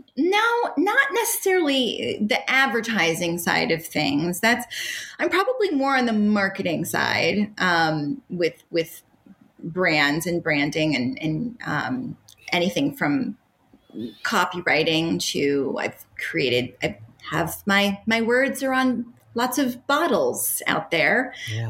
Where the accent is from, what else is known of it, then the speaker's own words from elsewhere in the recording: Pacific Northwest, United States; now in Los Angeles, United States; I'm from the Pacific Northwest.